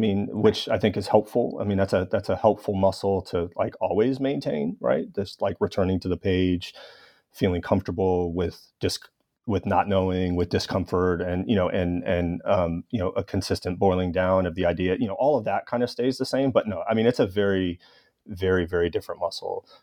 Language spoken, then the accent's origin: English; Los Angeles, California, United States; my hometown of Los Angeles